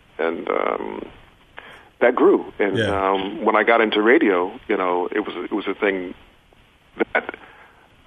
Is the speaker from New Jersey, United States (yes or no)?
yes; East Orange, New Jersey, United States; also born or lived in Newark, New Jersey / Maplewood, New Jersey / New York; I was born in Newark, New Jersey, but I was raised in East Orange in Maplewood, New Jersey.